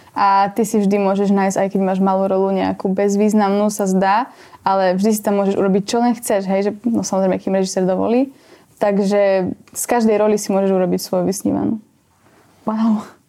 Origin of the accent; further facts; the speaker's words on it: Brezno, Banská Bystrica Region, Slovakia; som z Brezna